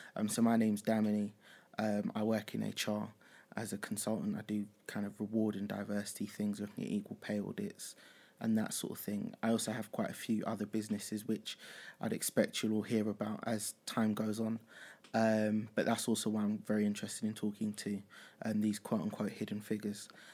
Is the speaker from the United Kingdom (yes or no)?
no; Nigeria; I'm from Nigeria as well